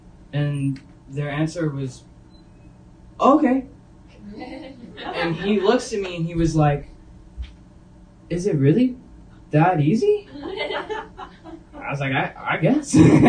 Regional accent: Knoxville, Tennessee, United States; moved away as an adult; now I'm from Knoxville, Tennessee, I haven't seen more than 6 inches of snow

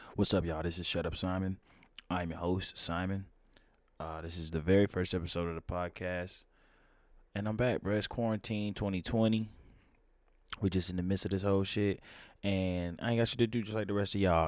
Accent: Atlanta, Georgia, United States; I'm from Atlanta

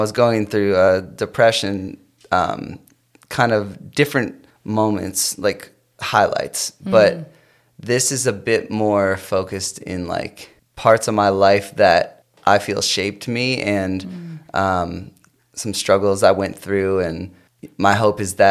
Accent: South Portland, Maine, United States; moved away as an adult; also born or lived in Chicago; now in Los Angeles, United States; I grew up in South Portland, Maine

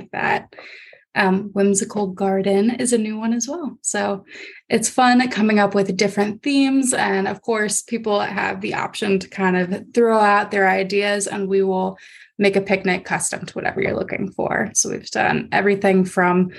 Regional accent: Akron, Ohio, United States; I'm actually from Akron, so it's more towards the Akron area

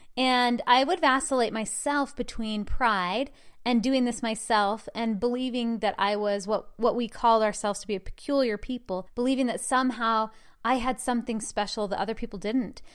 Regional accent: Utah, United States; I was born and raised in the Mormon religion in the state of Utah

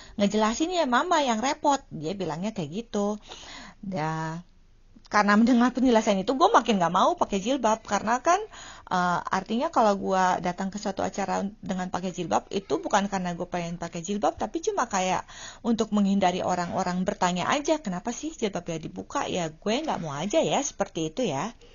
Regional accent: Indonesia; now in Finland; gue tinggalnya jauh dari Indonesia

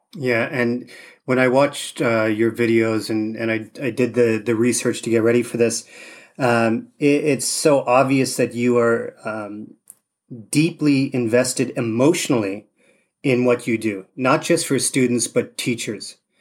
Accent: Canada; growing up in Canada, you had tons of snow

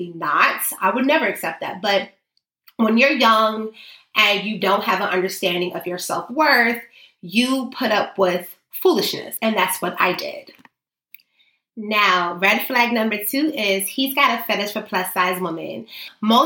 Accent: New York City, New York, United States

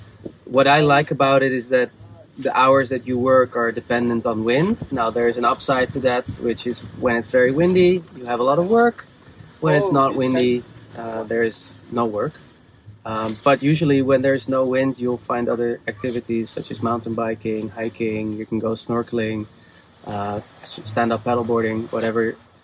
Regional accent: Amsterdam, North Holland, Netherlands; Amsterdam, Netherlands.

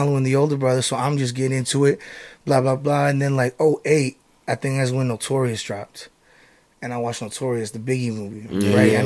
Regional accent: Antioch, Tennessee, United States; I'm from Antioch, Tennessee. Born and raised

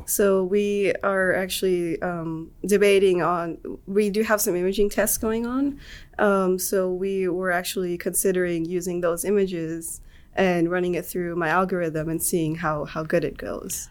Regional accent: Atlanta, Georgia, United States; moved away as an adult; now in Auburn, United States; I am from Atlanta. Okay. Um, grew up there.

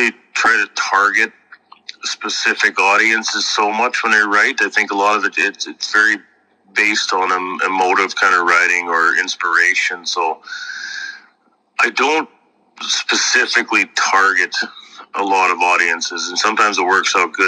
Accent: Kennison, Saskatchewan, Canada; I'm from Kennison, Saskatchewan

